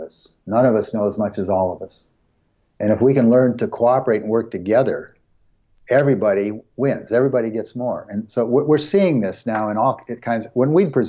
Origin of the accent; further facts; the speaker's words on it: United States; we grew up in the United States